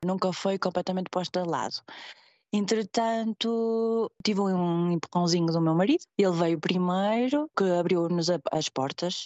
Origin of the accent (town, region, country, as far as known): Portugal; moved away as an adult; now in Switzerland